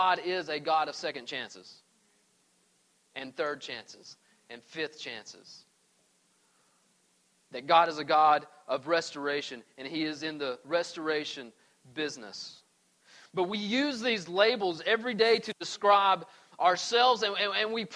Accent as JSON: {"language": "English", "region": "East Tennessee", "country": "United States", "tie": "born or raised there", "also_born_or_lived": "Arizona", "moved": "as an adult", "said": "I grew up in East Tennessee."}